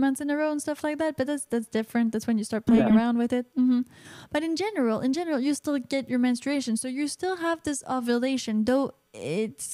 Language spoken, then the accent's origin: English; Canada; I'm Canadian